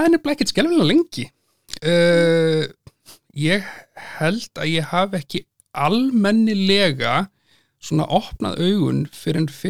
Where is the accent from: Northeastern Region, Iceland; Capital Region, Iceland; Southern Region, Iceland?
Southern Region, Iceland; Selfoss, then Hveragerði; moved away as an adult; now in Reykjavík, Iceland; fættur á e, Selfossi, okay. bjóð þar framan af, e, síðan í hveragerði, þannig að sunnlendingur, mm. en hef búið í Reykjavík síðan 2010.